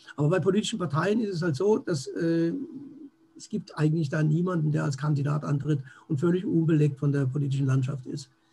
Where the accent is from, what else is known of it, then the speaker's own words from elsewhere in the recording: Germany; hier bei uns in Deutschland